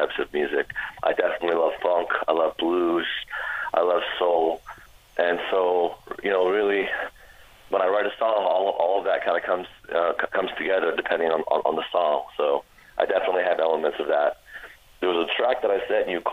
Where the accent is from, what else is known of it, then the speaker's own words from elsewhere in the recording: Orlando, Florida, United States; also born or lived in DeLand, Florida; I'm from Orlando, Florida. I've been in Central Florida for about 20 years now